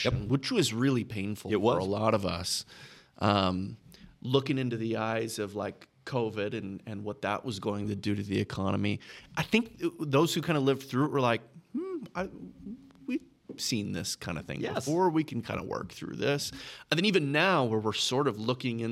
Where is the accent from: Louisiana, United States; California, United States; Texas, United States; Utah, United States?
Texas, United States; I grew up in Texas